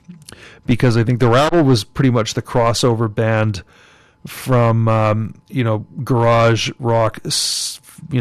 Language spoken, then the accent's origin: English; Montreal, Quebec, Canada; now in Vancouver, Canada; I grew up in Pierrefonds, which is a West Island suburb of Montreal